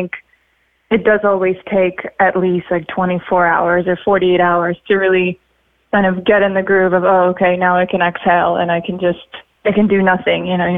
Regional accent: Sochi, Krasnodar Krai, Russia; English is a second language; also born or lived in Siberia / Florida; now in Los Angeles, United States; I grew up in Sochi in Russia, even though I was born in Siberia. Then I was in Florida, and now I spend a lot of time in Los Angeles.

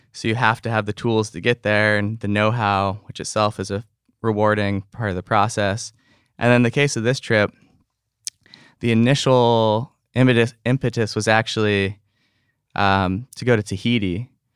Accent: North Shore, Oahu, Hawaii, United States; just a few good friends that I grew up on the North Shore with.

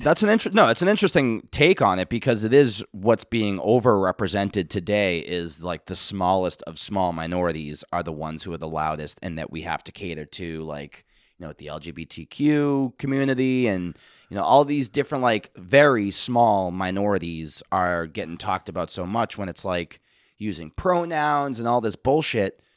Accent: Boston, Massachusetts, United States; I'm from Boston

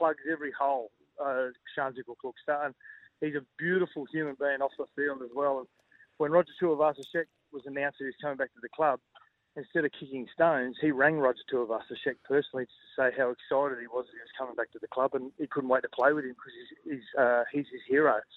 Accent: Queensland, Australia; as a Queenslander

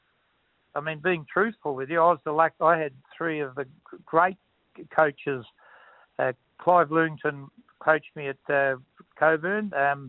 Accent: Dowerin, Western Australia, Australia; also born or lived in Mundaring; I was brought up in Dowran.

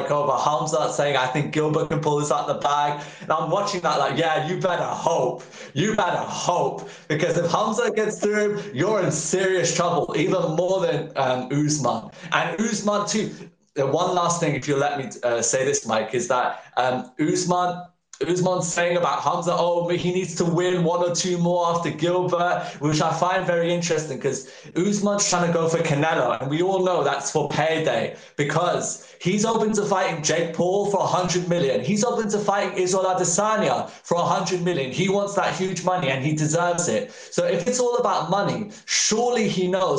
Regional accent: United Kingdom; I'm British

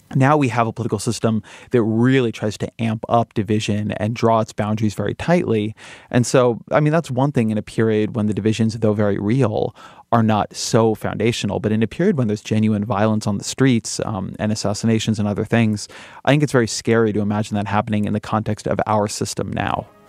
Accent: California, United States; I'm Californian

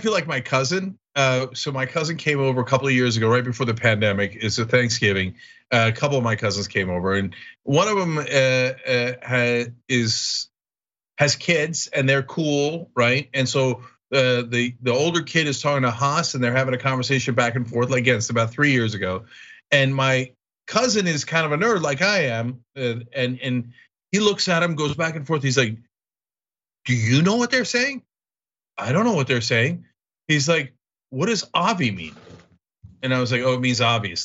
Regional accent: East Coast, United States; moved away as an adult; also born or lived in Los Angeles; I grew up on the East Coast

